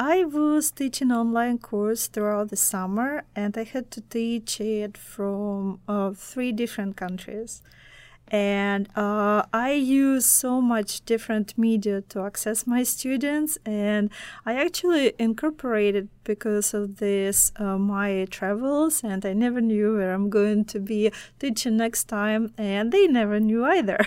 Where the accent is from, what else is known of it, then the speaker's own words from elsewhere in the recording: Belarus; first language Russian; English is a second language; now in United States; my, uh, home, uh, home country is Belarus, and my native language, Russian